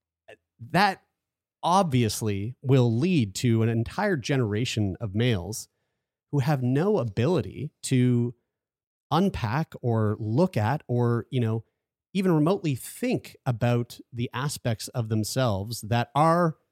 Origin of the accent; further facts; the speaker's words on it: Atlantic Canada, Canada; I'm from Atlantic Canada